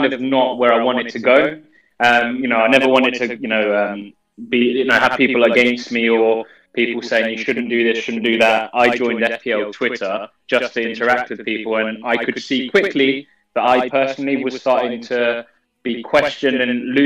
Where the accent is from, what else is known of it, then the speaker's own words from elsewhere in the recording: Bedfordshire, East of England, United Kingdom; I'm from Bedfordshire.